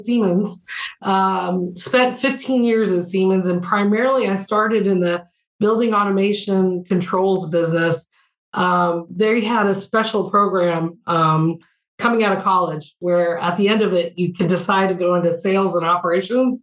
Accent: Louisiana, United States; I grew up in Louisiana

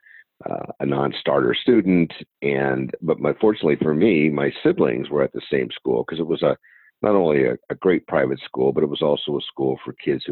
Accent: San Diego, California, United States; Born and raised here in San Diego, California.

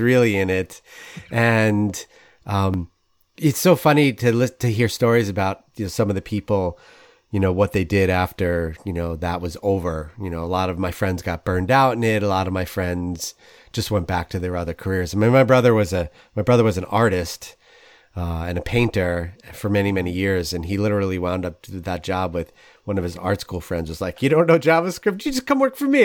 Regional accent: New York City, New York, United States; being a New Yorker

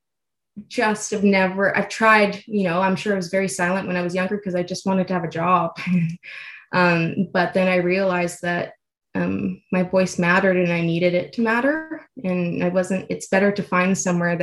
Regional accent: Edmonton, Alberta, Canada; also born or lived in Toronto; I'm originally from Edmonton. So after I moved back home, after college

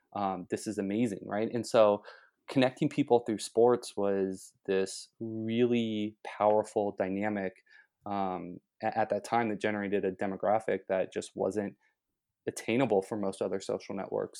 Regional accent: Los Angeles, California, United States; moved away; I'm originally from Los Angeles, so going to SC was a natural choice for me.

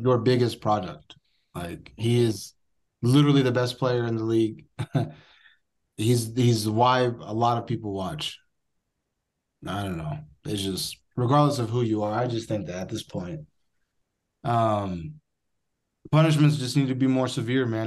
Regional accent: United States; As an American

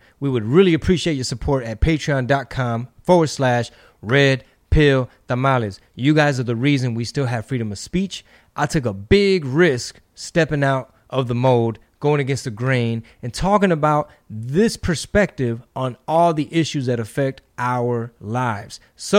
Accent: United States; Or they're mistreating these people, so we got to go in because we're American. That's who we are, right?

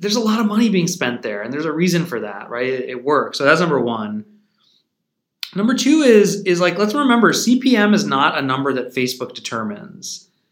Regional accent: St. Louis, Missouri, United States; moved away as an adult; now in St. Louis, United States; I was born and raised in St Louis

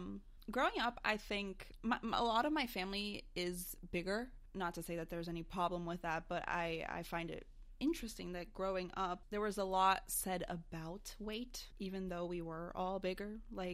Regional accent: Brazil; also born or lived in United States; Growing up, I grew up in Brazil, mostly. Well, actually, that's not true. I grew up here and in Brazil.

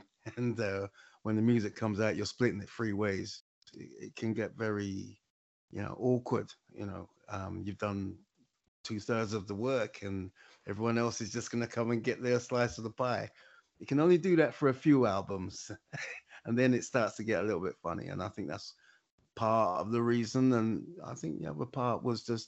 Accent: London, United Kingdom; moved away as an adult; now in Lewisham, London, United Kingdom; I'm from Hackney. I'm from the east side of London

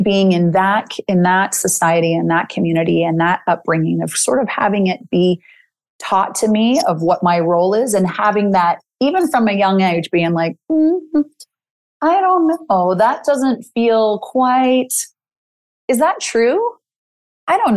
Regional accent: Salt Lake City, Utah, United States; I'm from Salt Lake City, Utah.

